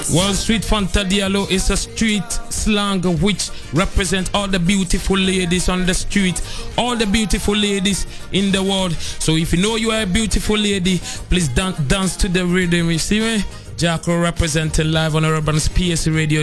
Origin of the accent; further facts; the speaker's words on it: Ghana; I come from Ghana